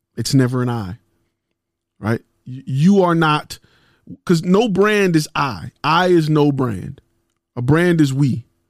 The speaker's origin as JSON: {"language": "English", "town": "Detroit", "region": "Michigan", "country": "United States", "said": "I'm from Detroit"}